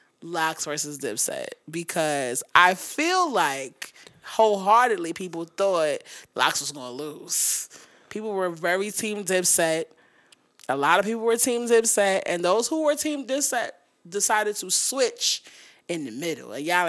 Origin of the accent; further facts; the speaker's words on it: New York, United States; Nigga, I'm from New York.